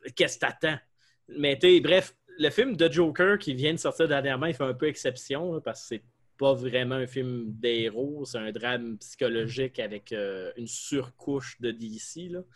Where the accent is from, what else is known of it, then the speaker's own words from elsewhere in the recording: Quebec, Canada; accent: québécois; mon accent québécois-français